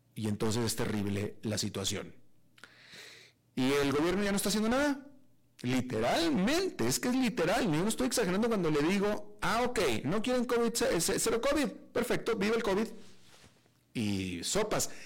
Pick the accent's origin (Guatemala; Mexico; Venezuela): Mexico; Monterrey, Nuevo León; moved away; also born or lived in San José, Costa Rica; Monterrey, de donde yo soy